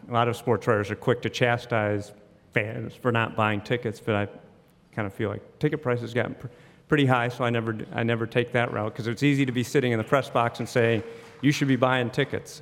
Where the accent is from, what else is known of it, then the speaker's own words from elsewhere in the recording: Neenah, Wisconsin, United States; now in Jacksonville, United States; grew up in Wisconsin